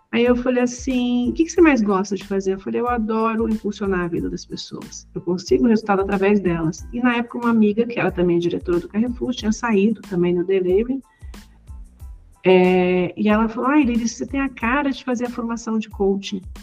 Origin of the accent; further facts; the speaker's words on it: Rio de Janeiro, Brazil; eu cresci no Rio de Janeiro